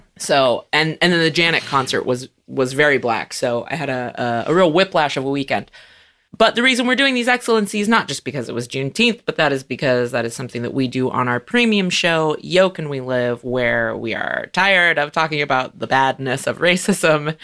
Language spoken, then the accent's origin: English; California, United States; moved away; also born or lived in Chicago; I grew up in California where we always had Cesar Chavez Day, and then I moved to Chicago